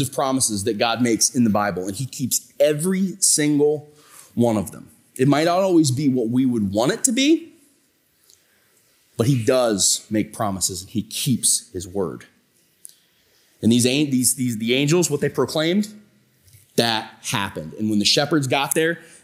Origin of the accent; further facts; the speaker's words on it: Tuscarawas County, Ohio, United States; I'm from Tuscarawas County